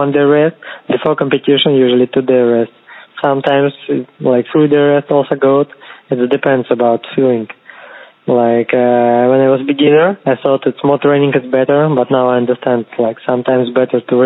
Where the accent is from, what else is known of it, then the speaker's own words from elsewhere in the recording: Kazakhstan; English is a second language; moved away; also born or lived in Moscow, Russia; originally I'm from Kazakhstan. I just study in Russia, in Moscow, but I have a Russian passport right now